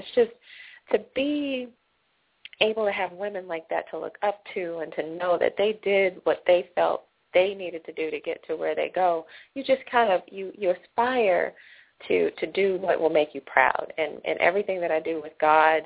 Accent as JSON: {"language": "English", "town": "Atlanta", "region": "Georgia", "country": "United States", "tie": "born or raised there", "also_born_or_lived": "Los Angeles, United States", "moved": "as an adult", "said": "I'm from Atlanta, born and raised"}